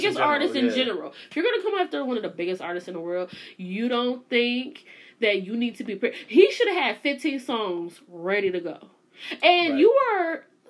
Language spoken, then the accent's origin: English; Cleveland, Ohio, United States; I'm a kid from Cleveland